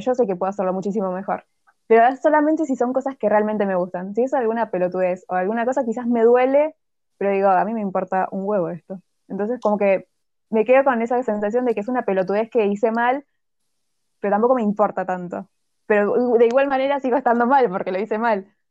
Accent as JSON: {"language": "Spanish", "country": "Argentina", "said": "los argentinos"}